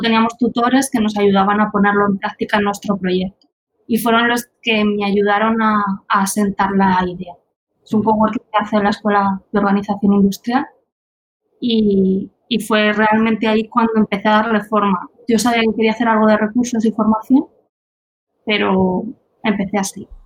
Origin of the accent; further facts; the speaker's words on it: Albacete, Castilla-La Mancha, Spain; moved away as an adult; now in Germany; yo vengo de Albacete, pero es cierto que llevo dos años viviendo en Alemania